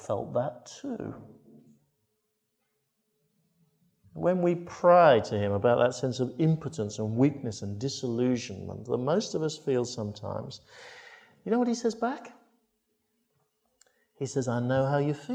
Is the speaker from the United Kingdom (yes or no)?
yes; Crediton, South West England, United Kingdom; my hometown in Crediton